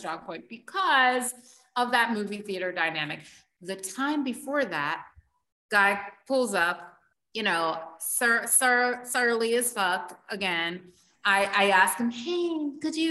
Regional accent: United States; accent: American; now in Barbados; my American accent

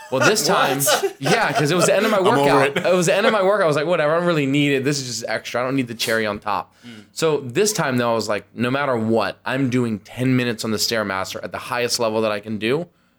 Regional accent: Maryland, United States

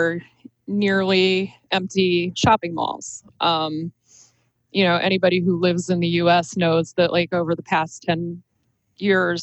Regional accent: Akron, Ohio, United States; I grew up right around the corner from Rolling Acres Mall

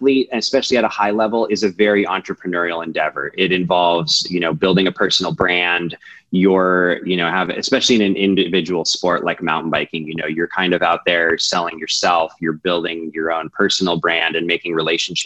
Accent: Colorado, United States; I grew up in Colorado. I'm a native Coloradan

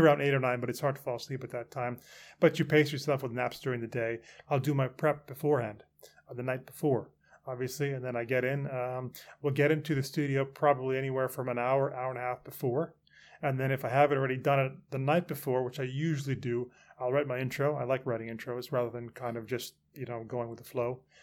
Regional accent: Canada; moved away as an adult; now in London, United Kingdom; I grew up in Canada

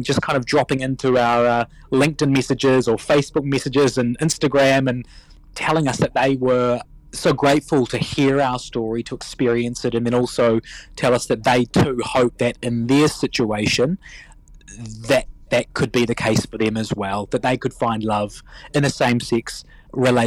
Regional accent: New Zealand; also born or lived in Wellington, New Zealand; I'm a New Zealand-born Indian, second-generation Kiwi

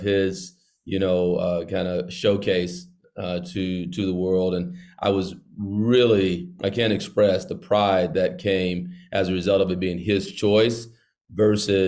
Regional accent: Idabel, Oklahoma, United States; now in Tulsa, United States; I do live in Tulsa, but I'm from Idabel, Oklahoma

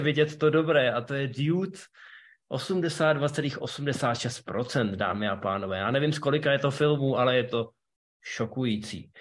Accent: Ústí nad Labem, Ústí nad Labem Region, Czechia; v Ústí nad Labem, mém rodném městě

